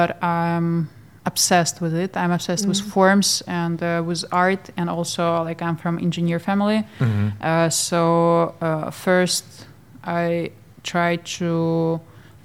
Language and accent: English; Odesa, Odesa Oblast, Ukraine; moved away as an adult; now in Geneva, Switzerland; I am from Ukraine, from Odessa. But now we live in Switzerland